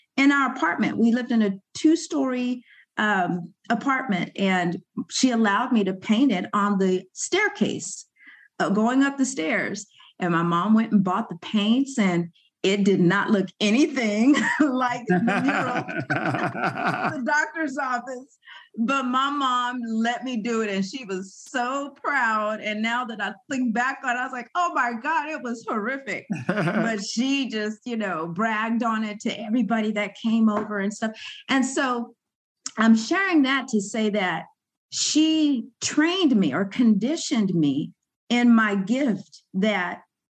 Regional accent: Sacramento, California, United States; also born or lived in Yerington, Nevada; I grew up here in Sacramento

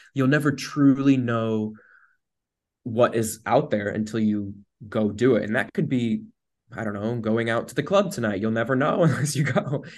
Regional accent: United States; moved away

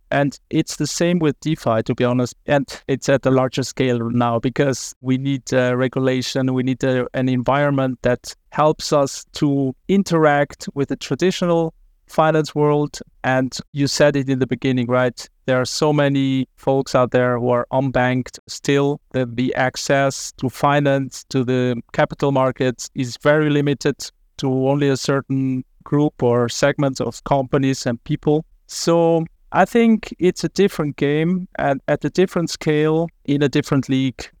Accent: Zurich, Switzerland; I was raised in Zurich

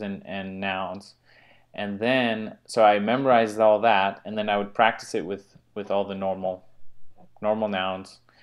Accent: United States; I'm American

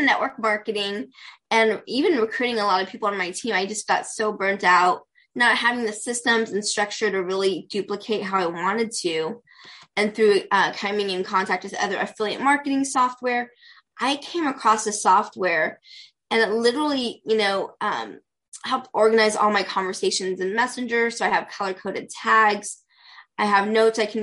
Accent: Pasadena, California, United States; I'm from Pasadena, California. Born and raised Southern California girl, so I love where I'm

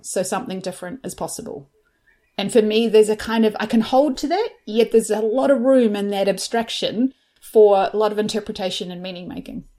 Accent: New Zealand; moved away; I'm originally from New Zealand

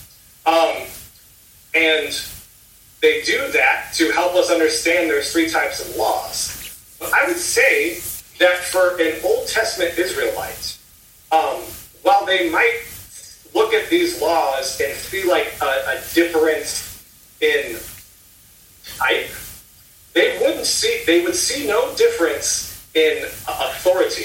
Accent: Indiana, United States; also born or lived in South Carolina; now in Ohio, United States; I used to live in South Carolina. I now live in Ohio. I grew up in Indiana

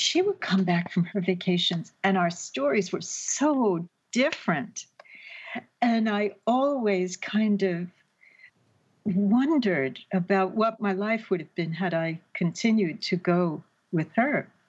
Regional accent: Paddington, London, United Kingdom; born there; I would be going back to my father's family who had emigrated to London, which is where I told you I was born. I was born in Paddington. That's where all the Irish people landed.

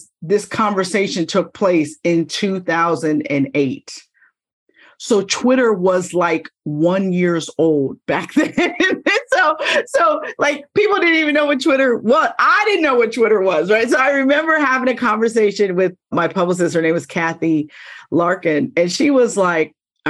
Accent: Pittsburgh, Pennsylvania, United States; moved away as an adult; now in Philadelphia, United States; I worked for the NBC stations in Pittsburgh in my hometown

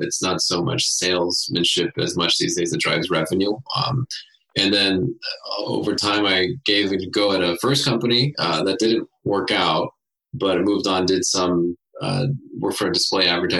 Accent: Cerritos, California, United States; We grew up in Southern California

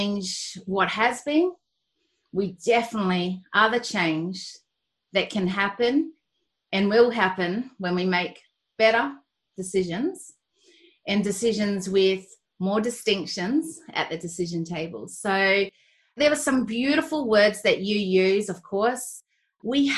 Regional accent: Australia; I'm Australian and I'm got Kiwi descent

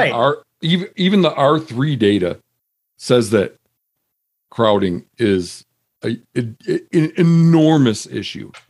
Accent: Midwest, United States; moved away as an adult; now in Montana, United States; I mean, I grew up in the Midwest.

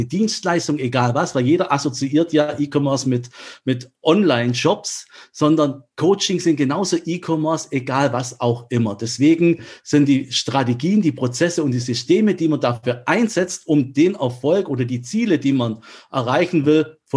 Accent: Germany; Wie es der Name schon sagt, äh, bin ich Halbgrieche, aber in Deutschland aufgewachsen

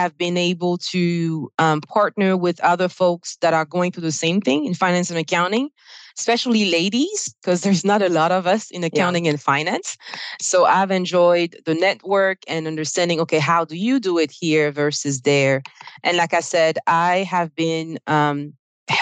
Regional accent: Côte d’Ivoire; English is a second language; now in United States; you probably hear my accent. I'm originally from Ivory Coast on the West African coast, and I speak French.

